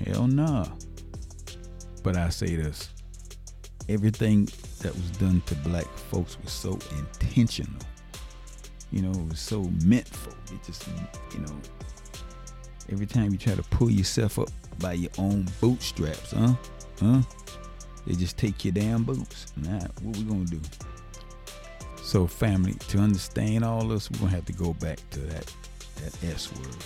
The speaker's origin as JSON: {"language": "English", "town": "Savannah", "region": "Georgia", "country": "United States", "tie": "born or raised there", "moved": "yes", "said": "Savannah, which is my hometown"}